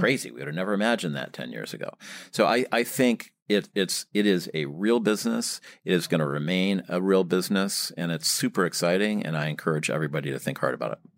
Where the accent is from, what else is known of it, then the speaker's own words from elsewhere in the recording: Michigan, United States; moved away as an adult; now in New York, United States; I, uh, grew up in Michigan